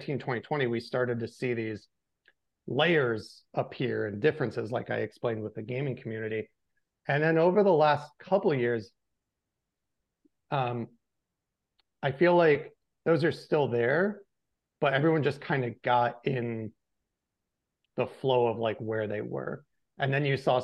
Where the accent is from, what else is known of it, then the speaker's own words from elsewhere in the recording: Western New York, United States; moved away; I grew up in Western New York on a dairy farm. My town was like 1,000 people.